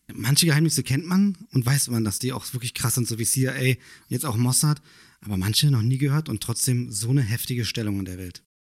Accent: Germany; wir leben hier seit Jahren, wir sind hier aufgewachsen, wir sind hier geboren. Man würde sagen, ja, man fühlt sich auch als Deutscher

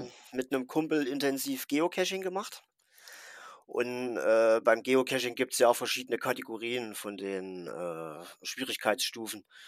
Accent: Thuringia, Germany; ich komme aus Thüringen

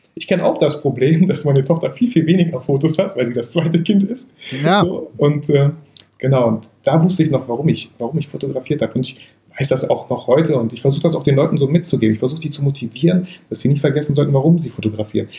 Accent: Bielefeld, North Rhine-Westphalia, Germany; bei uns in Bielefeld

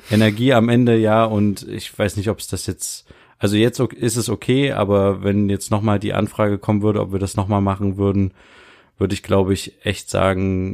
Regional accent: Germany; wir als Deutsche

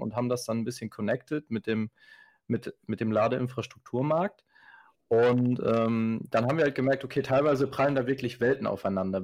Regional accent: Ostwestfalen-Lippe, North Rhine-Westphalia, Germany; Wir kommen hier alle aus dem Bereich OWL, also aus Westfalen-Lippe

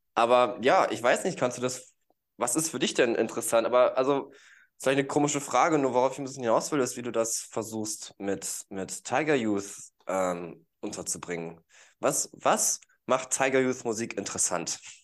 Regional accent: Gütersloh, North Rhine-Westphalia, Germany; moved away; ursprünglich bin ich aus Gütersloh, ist ja nicht so weit weg

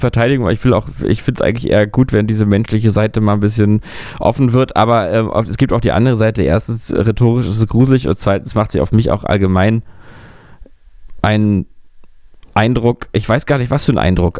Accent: Berlin, Germany; ich bin ja, wie man weiß, Berliner. Ich bin ja hier in Berlin geboren

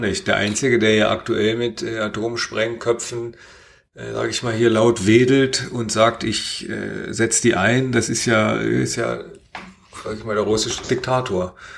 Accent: Germany; bei uns in Deutschland

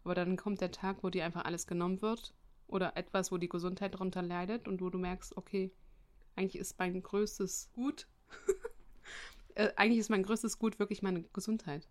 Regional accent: Germany; bei uns in Deutschland

